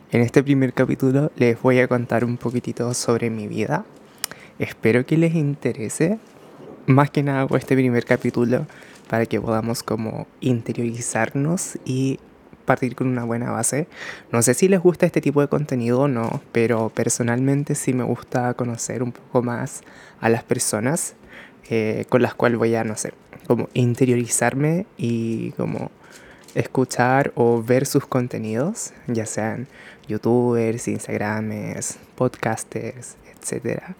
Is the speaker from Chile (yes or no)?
yes; Chile; also born or lived in Japan; como puedan pronunciarlo. Soy japonés chileno, actualmente cuando estoy grabando esto tengo 21 años. Em, nací en el año 2000